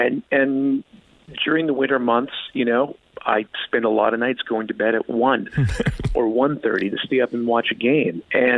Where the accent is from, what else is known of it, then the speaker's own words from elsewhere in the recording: Edmonton, Alberta, Canada; moved away; the year that I moved away from Edmonton, was 2006 and the run to the finals. And I watched that from the new city I was living in and it kind of just, you know, kept me in touch with where I was from and it felt like home